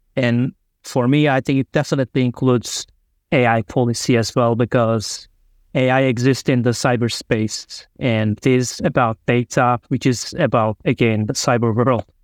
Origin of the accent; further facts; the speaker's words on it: Turkey; moved away as an adult; also born or lived in Germany / Hungary; I'm originally from Turkey